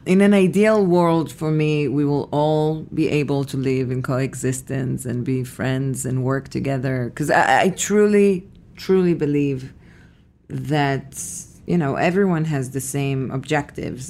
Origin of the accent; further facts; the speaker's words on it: Petah Tikva, Central District, Israel; moved away; I was born in Israel, in a city called Petah Tikva